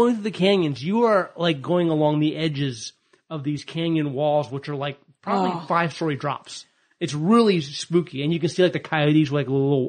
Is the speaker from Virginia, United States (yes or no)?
yes; Virginia, United States; moved away; I grew up in Virginia